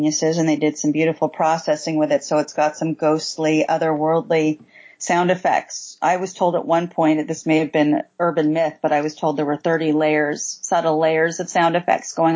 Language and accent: English; East Coast, United States; moved away; I was raised on the East Coast